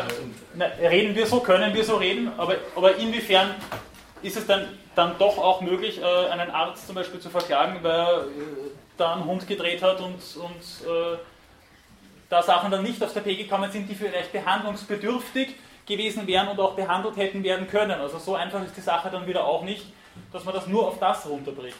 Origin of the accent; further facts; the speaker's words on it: Weinviertel, Lower Austria, Austria; am Land, irgendwo im Weinviertel, wo ich herkomme